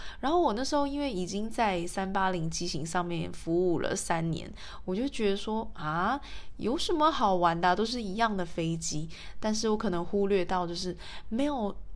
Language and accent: Chinese; Taiwan; 我是台湾人